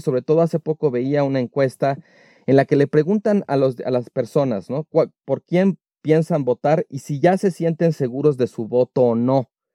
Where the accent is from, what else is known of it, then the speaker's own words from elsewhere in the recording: Mexico; la que tenemos los mexicanos de México